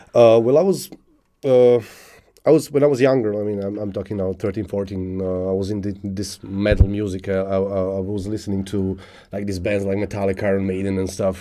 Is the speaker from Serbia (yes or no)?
yes; South Serbia, Serbia; English is a second language; moved away as an adult; also born or lived in Niš, Serbia; I was born in, in, one one small city in uh, South Serbia. Grew up there actually.